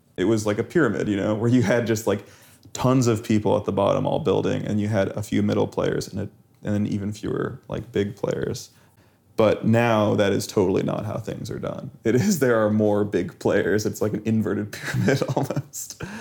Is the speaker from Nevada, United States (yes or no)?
yes; Las Vegas, Nevada, United States; I had some kinda sketchy friends when I grew up in Las Vegas